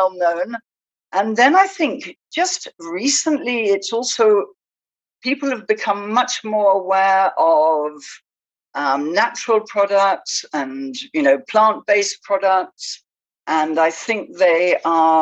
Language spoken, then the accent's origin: English; England, United Kingdom; moved away as an adult; also born or lived in Spain / Southwest France; now in France; I'm British. I came over to, I left England when I was 24